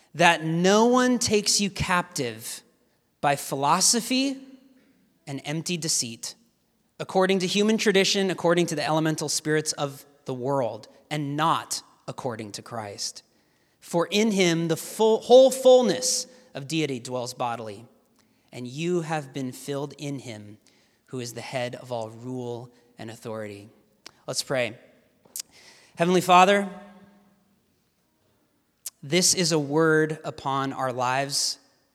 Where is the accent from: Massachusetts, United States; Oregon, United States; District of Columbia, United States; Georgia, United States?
Oregon, United States; Portland; I hail from Portland, Oregon